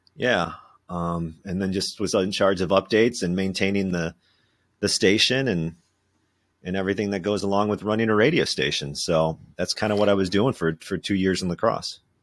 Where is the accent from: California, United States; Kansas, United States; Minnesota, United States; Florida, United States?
Minnesota, United States; southern; moved away as an adult; also born or lived in Winona, Minnesota; now in Madison, United States; I grew up in southern Minnesota